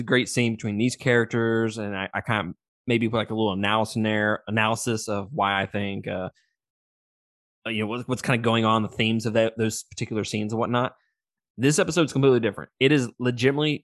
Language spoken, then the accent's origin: English; Mississippi, United States; I'm from fucking Mississippi